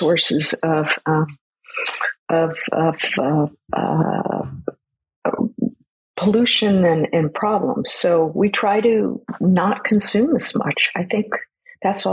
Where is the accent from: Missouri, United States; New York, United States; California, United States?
California, United States; San Francisco Bay; I grew up sailing on the San Francisco Bay